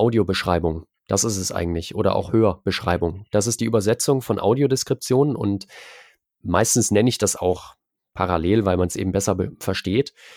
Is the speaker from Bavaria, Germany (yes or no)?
no; Erfurt, Thuringia, Germany; moved away as an adult; now in Leipzig, Germany; Ich bin eigentlich in Erfurt geboren, bin dann fürs Studium nach Leipzig gegangen.